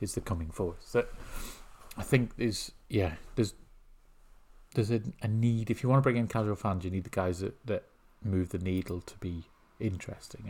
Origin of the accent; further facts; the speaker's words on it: Northern Ireland, United Kingdom; we're both Northern Irish